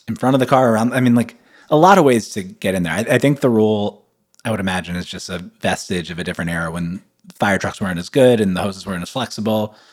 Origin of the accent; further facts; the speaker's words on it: United States; now in New York, United States; I grew up playing ball in America